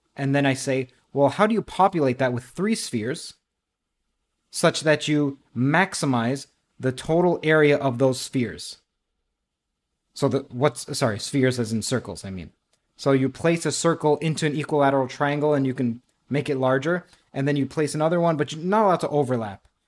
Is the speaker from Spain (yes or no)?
no; Toronto, Ontario, Canada; also born or lived in Trinidad; Indeed, I am from Toronto. I was born in Trinidad.